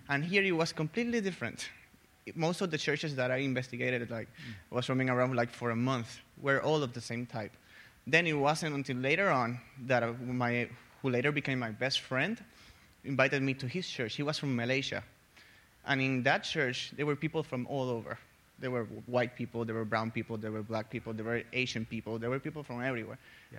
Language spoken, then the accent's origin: English; Puerto Rico; moved away as an adult; also born or lived in Tennessee; now in United States; I'm from Puerto Rico